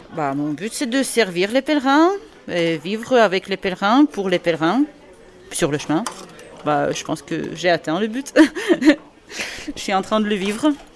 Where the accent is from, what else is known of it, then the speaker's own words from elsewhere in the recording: Russia; French is a second language; moved away; Moi, je suis russe